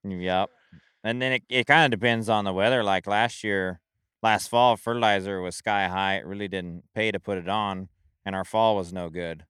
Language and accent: English; Springfield, Oregon, United States; I grew up in Springfield